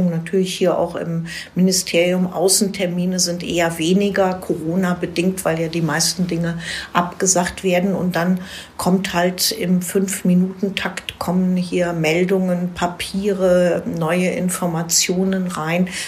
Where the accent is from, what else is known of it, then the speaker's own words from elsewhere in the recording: Falkensee, Brandenburg, Germany; Ich war 16 Jahre lang Stadtverordnete in meiner Heimatstadt Falkensee als Fraktionsvorsitzende der äh, grünen Ratsfraktion sozusagen.